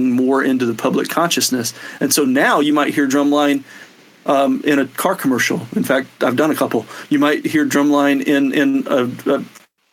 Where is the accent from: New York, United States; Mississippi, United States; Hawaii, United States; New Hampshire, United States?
Mississippi, United States; moved away as an adult; also born or lived in Alabama / Athens, Georgia / Nashville; now in Los Angeles, United States; as a kid growing up in Mississippi and Alabama